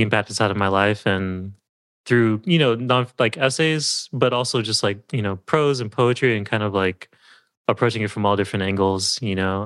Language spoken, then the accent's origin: English; Southern California, United States; born or raised there; also born or lived in Berkeley, California / San Francisco, California